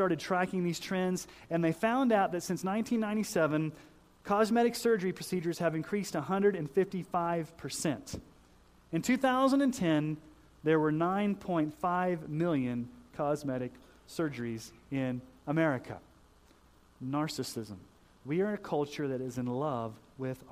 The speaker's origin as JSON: {"language": "English", "town": "Colorado Springs", "region": "Colorado", "country": "United States", "tie": "born or raised there", "moved": "yes", "said": "I grew up in Colorado Springs"}